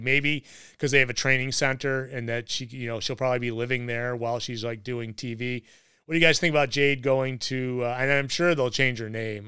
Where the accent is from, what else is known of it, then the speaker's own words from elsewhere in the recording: Rochester, New York, United States; we're all from the Rochester area or parts unknown Rochester